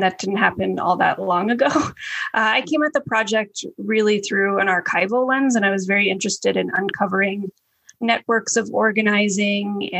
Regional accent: Colorado, United States; I grew up in Colorado

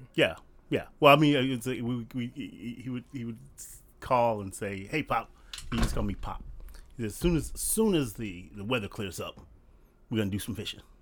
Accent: Compton, California, United States; when we moved to Compton, we were the second black family on our street

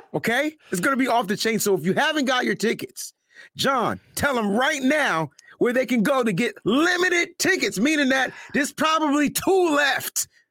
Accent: New Haven, Connecticut, United States; Yale, New Haven, that's exactly where I'm from.

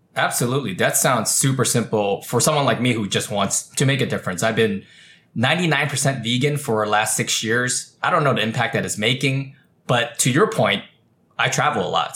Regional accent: California, United States; I was born and raised in California. We're a very green state

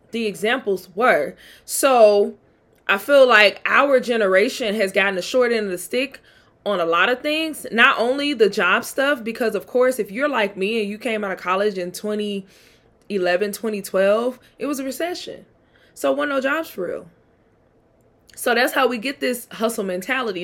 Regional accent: Mississippi, United States; also born or lived in Atlanta; I'm from Mississippi

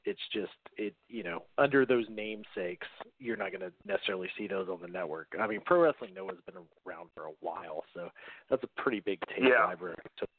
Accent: United States; as an American fan who tape traded Japanese tapes.

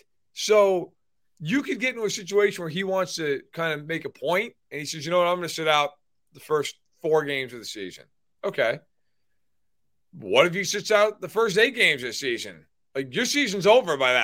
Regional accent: New York, United States; now in Midwest, United States; I'm from New York

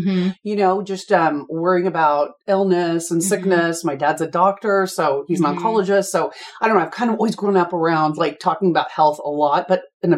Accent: Texas, United States; I'm also from the South. I'm from Texas.

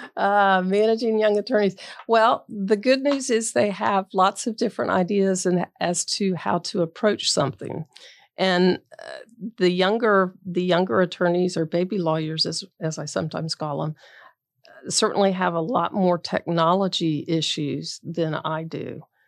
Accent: Bradenton, Florida, United States; also born or lived in Tampa, Florida; I grew up in Bradenton

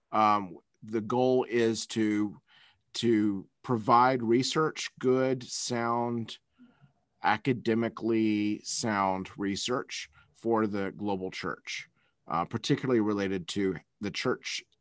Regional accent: Taiwan; also born or lived in Malaysia / Philippines / United States; I was born in Taiwan and raised in in Asia primarily, um, Taiwan, Malaysia, Philippines, um, and then went to college back in the States

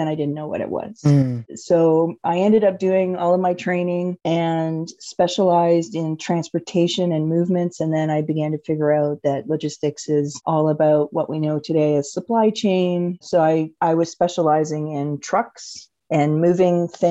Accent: Cornwall, Ontario, Canada; moved away; I'm originally from Cornwall, Ontario, a very small town

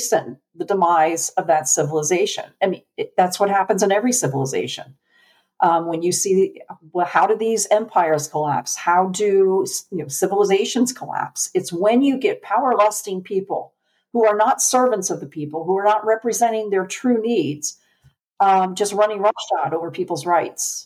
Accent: Connecticut, United States; moved away as an adult; now in Tennessee, United States; we're from Connecticut

